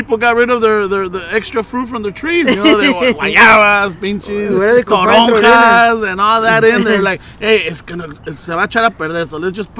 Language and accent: English; Los Angeles, California, United States; first language Spanish; English is a second language; Look, we grew up in this area. We grew up in South Central. We grew up wherever it was.